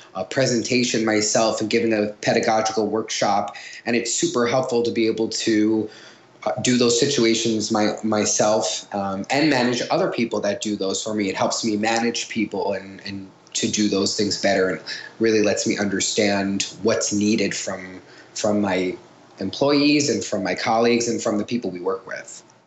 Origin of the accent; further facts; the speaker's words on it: Long Island, New York, United States; I'm from Long Island